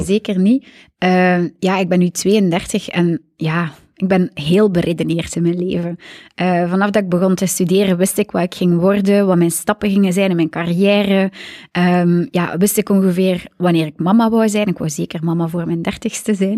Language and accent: Dutch; Aalter, Flanders, Belgium; now in Zoersel, Belgium; Ik ben van Aalter. Net over Gent, tussen Gent en Brugge